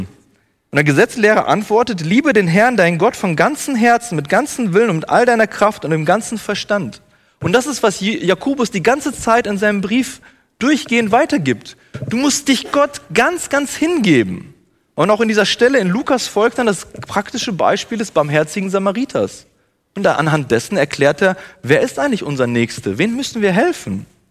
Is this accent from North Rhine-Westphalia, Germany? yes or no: yes; Bielefeld, North Rhine-Westphalia, Germany; now in Herborn, Germany; aus Bielefeld, da wo ich herkomme